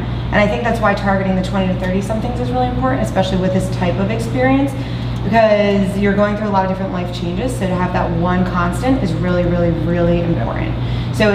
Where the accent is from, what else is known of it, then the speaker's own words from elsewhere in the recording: New Jersey, United States; moved away; I come from New Jersey.